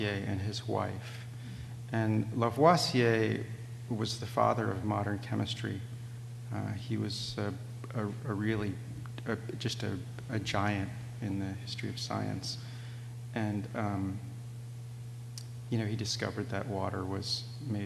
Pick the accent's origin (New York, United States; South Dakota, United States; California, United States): California, United States; San Diego; moved away; my hometown museum in La Jolla